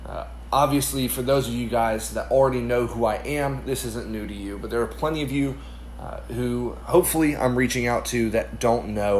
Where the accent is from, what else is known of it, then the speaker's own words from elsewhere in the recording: Ireland; I grew up overseas in Ireland. My parents are missionaries there, and so from 7th grade all the way through 12th grade, I grew up overseas.